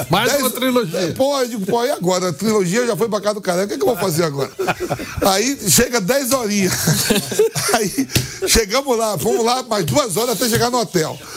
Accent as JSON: {"language": "Portuguese", "region": "Bahia", "country": "Brazil", "said": "Ah, vim da Bahia para a Copa São Paulo, 36 horas, 38 horas, 40 horas de voo rasteiro"}